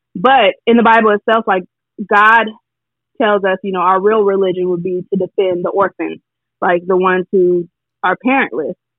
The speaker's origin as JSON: {"language": "English", "region": "California", "country": "United States", "said": "I'm from California"}